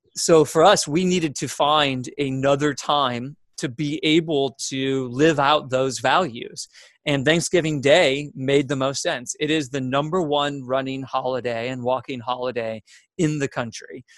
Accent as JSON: {"language": "English", "town": "Mentor", "region": "Ohio", "country": "United States", "tie": "born or raised there", "also_born_or_lived": "Cleveland, Ohio", "moved": "as an adult", "lives_now": "Atlanta, United States", "said": "spent all my life in Ohio until I, I, moved down here. So yeah, 21 years up in Ohio uh, between the Cleveland and Menor area."}